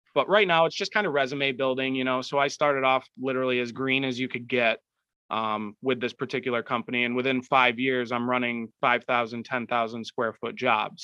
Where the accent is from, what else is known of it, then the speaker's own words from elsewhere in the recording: Rochester, New York, United States; I'm from New York